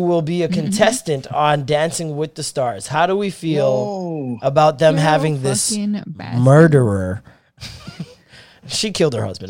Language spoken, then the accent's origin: English; Jamaica; As a Jamaican, I am disgusted and concerned.